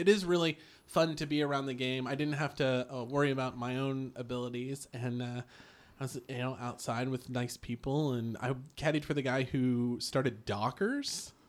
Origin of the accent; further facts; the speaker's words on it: Hilton Head Island, South Carolina, United States; growing up on Hilton Head, right, that's like it's little league for golf.